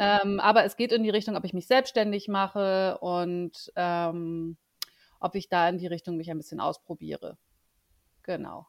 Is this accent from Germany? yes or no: yes; Bremen, Germany; moved away as an adult; also born or lived in Ruhr area; now in Munich, Germany; lebe in München, bin aber gebürtige Bremerin.